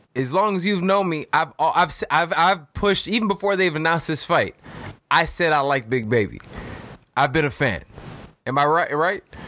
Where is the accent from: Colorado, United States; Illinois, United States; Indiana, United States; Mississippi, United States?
Illinois, United States; Chicago; We grew up doing that. At least we did here in Chicago